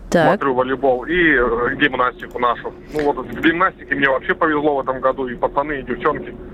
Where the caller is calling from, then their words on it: Prokhladny, Kabardino-Balkaria, Russia; Здравствуйте, я из города Прохладного, Кабардино-Балкария.